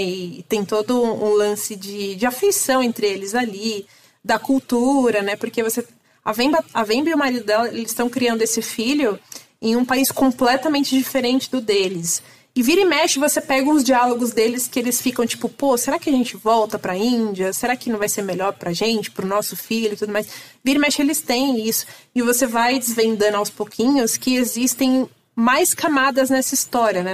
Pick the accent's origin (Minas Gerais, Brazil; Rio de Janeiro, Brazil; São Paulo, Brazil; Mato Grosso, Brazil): São Paulo, Brazil; also born or lived in Ceará; eu nasci no Ceará e eu vim para São Paulo com um ano de idade